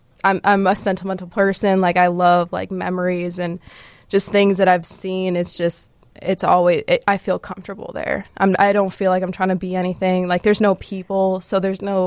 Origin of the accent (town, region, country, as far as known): Fox Valley, Illinois, United States; born or raised there